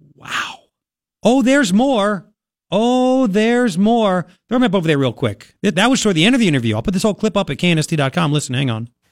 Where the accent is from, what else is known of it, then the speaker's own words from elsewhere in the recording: Long Island, New York, United States; now in Tucson, United States; I grew up on Long Island